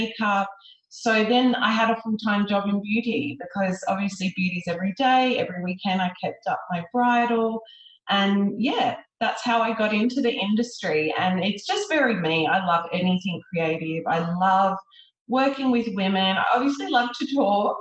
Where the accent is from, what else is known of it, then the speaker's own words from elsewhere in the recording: Sydney, New South Wales, Australia; I grew up in Sydney